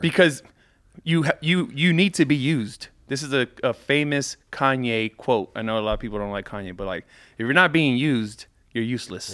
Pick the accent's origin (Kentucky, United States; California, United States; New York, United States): California, United States; Carson; also born or lived in Burbank; I grew up in L A, but a city called Carson